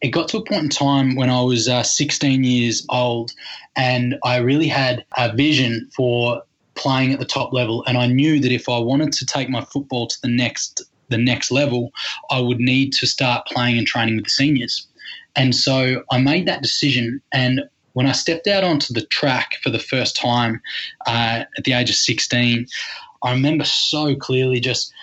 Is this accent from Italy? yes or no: no; Leongatha, Victoria, Australia; growing up in Leangatha and being the eldest of three boys